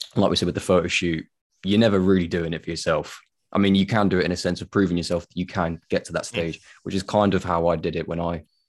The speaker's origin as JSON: {"language": "English", "area": "Tenerife", "region": "Canary Islands", "country": "Spain", "said": "I'm from Tenerife."}